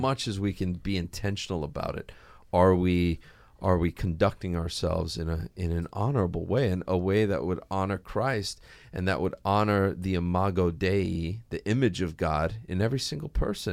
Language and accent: English; Hawaii, United States; I grew up here in Hawaii